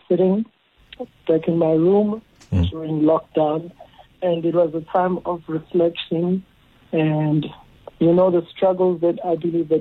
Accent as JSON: {"language": "English", "town": "QwaQwa", "region": "Free State", "country": "South Africa", "tie": "born or raised there", "also_born_or_lived": "Pietermaritzburg, KwaZulu-Natal", "said": "I was born in Pietermaritzburg, KZN, and my mom was working in the Free State. So after a year or two of my birth, I moved and stayed with her in Kwakwa, mm-hmm. the Free State. And that's where I spent most of my years from pre-primary up to high school"}